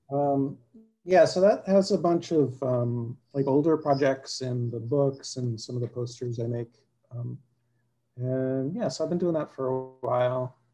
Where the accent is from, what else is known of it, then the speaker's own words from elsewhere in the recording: South Shore, Massachusetts, United States; also born or lived in Quincy, Massachusetts / Brookline, Massachusetts / Jamaica Plain, Boston; now in Somerville, United States; I grew up in the South Shore, and I've been in Somerville since '98.